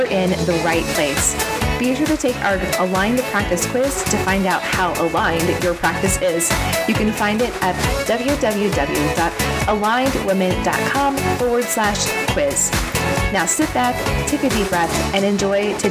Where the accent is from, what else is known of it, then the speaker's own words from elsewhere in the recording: St. Louis, Missouri, United States; I just grew up in the St. Louis area